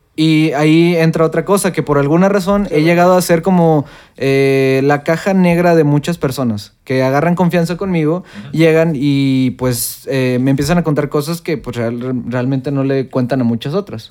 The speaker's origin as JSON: {"language": "Spanish", "country": "Mexico"}